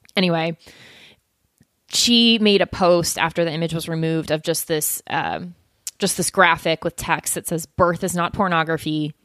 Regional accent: South Florida, United States; moved away as an adult; now in Atlanta, United States; I grew up in South Florida

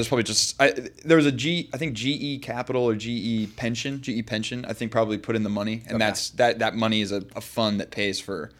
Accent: Arizona, United States; also born or lived in Monterey; I was born in Monterey. My family lived there when I was like a baby. I always say I'm from Monterey because it sounds cool, but I was only a baby when I lived there, and then I moved to Arizona.

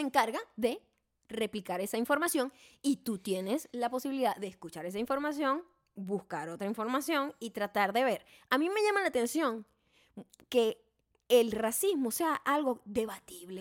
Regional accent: Venezuela; moved away as an adult; now in United States; nosotros que somos venezolanos, vivimos allá nuestra mayor parte de nuestra vida

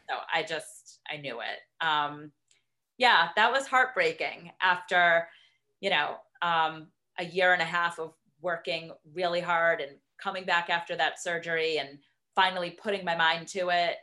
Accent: Boston, Massachusetts, United States; moved away as an adult; now in Middlebury, Connecticut, United States; growing up in Boston and going to the marathon every year

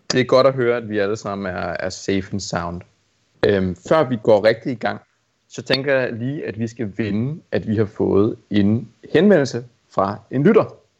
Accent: Amager, Capital Region of Denmark, Denmark; jeg er vokset op på Amager

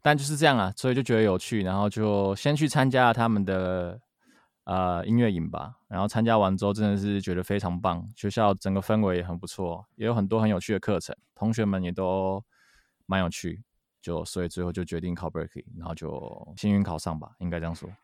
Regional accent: Kaohsiung, Taiwan; moved away as an adult; also born or lived in Boston, United States; 我从小都是在读古典，都是在古典音乐班，然后。嗯哼啊、呃，一直读到雄中音乐班毕业

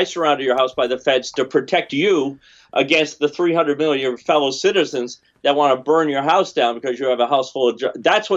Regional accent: Vermont, United States; I come from Vermont, right? Vermont's a very small state

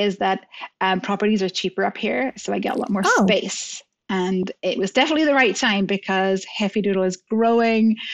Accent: Northern Ireland, United Kingdom; accent: Irish; moved away as an adult; also born or lived in England; now in Scotland, United Kingdom; Originally, I'm from Northern Ireland, actually. Hence my Irish accent coming out here, loud and clear

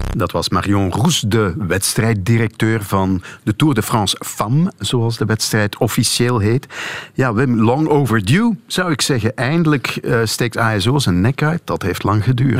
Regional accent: Flanders, Belgium; als Vlamingen

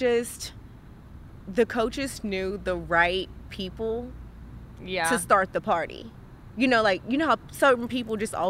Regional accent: Birmingham, Alabama, United States; I'm from Birmingham, which was 45 minutes from Tuscaloosa.

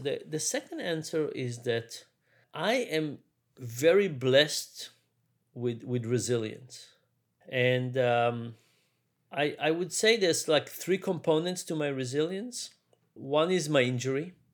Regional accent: Israel; moved away; also born or lived in New York; I grew up in Israel. was born in New York, but grew up in Israel.

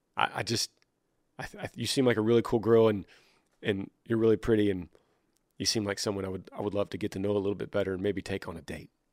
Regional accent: Texas, United States; I'm a Texan

